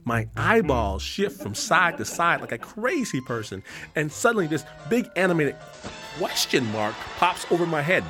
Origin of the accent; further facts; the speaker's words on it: Detroit, Michigan, United States; now in Hikone, Japan; I'm from Detroit